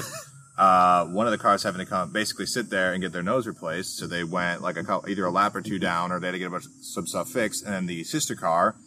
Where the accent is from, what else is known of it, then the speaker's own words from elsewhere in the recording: Wisconsin, United States; moved away; Road America in Elkhart Lake, my home state